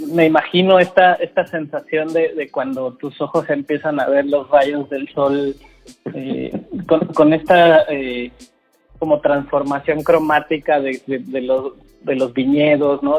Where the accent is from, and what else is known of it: Mexico